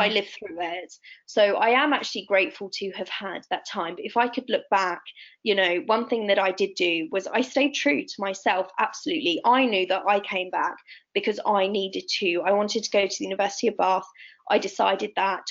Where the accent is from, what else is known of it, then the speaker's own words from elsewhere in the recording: Italy; I grew up in Italy, rural Italy.